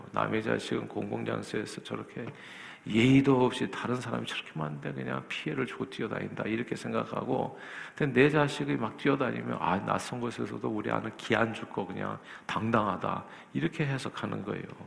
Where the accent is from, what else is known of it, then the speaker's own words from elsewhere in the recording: South Korea; now in United States; 저도 한국 사람 중에 한 사람으로서